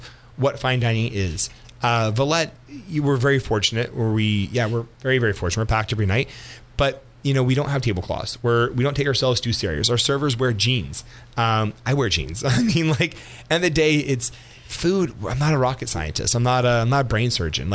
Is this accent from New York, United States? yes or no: no; Geyserville, California, United States; also born or lived in Healdsburg, California; I was born in Healdsburg, grew up in Geyserville, which is about 10 minutes north of Healdsburg.